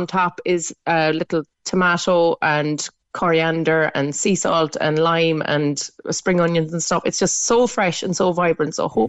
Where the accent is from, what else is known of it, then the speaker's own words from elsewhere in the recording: Ireland; we are Irish.